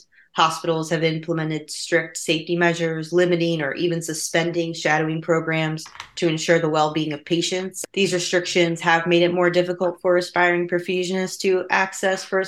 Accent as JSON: {"language": "English", "region": "New Jersey", "country": "United States", "said": "I'm from South Jersey, and there's just not a whole lot of heart surgery going on down there"}